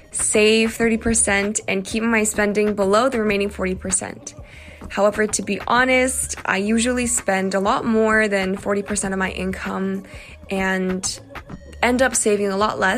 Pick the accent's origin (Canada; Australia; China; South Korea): South Korea; Seoul; I'm … from Seoul, South Korea.